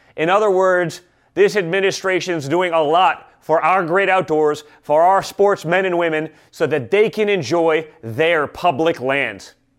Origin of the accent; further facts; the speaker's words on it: New York City, New York, United States; I was the kid from New York City